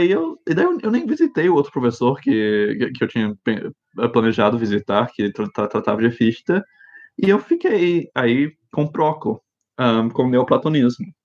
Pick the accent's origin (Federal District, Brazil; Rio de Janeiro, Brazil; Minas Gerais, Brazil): Federal District, Brazil; Brasília; also born or lived in Japan / United States; eu cresci no exterior, um, eh, em Japão e nos Estados Unidos, e, e daí eu voltei para... Um, nasci em Brasília, mas saímos quando eu tinha um ano, e daí quando voltamos, eu tinha oito anos de idade, e ficamos lá 14 anos.